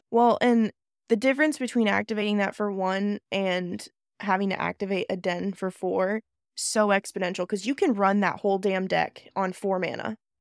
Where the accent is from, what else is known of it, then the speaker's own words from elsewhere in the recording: South Dakota, United States; Well, I'm from South Dakota